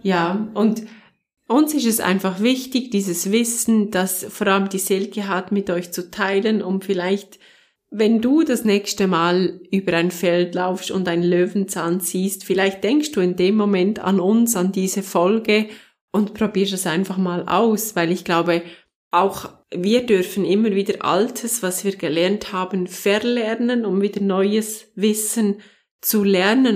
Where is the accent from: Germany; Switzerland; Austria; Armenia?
Switzerland; ich bin Schweizerin